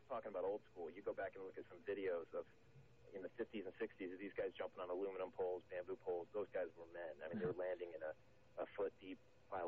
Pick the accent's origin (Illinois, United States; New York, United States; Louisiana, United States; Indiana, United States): Illinois, United States; now in Iowa, United States; I'm from Illinois originally